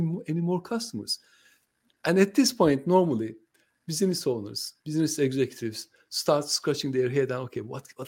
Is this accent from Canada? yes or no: no; Turkey; first language Turkish; English is a second language; moved away; I'm from Turkey